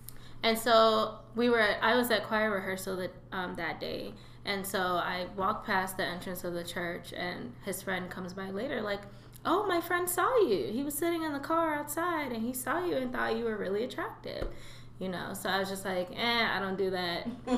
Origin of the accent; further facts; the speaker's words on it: Nigeria; So I think I am Nigerian.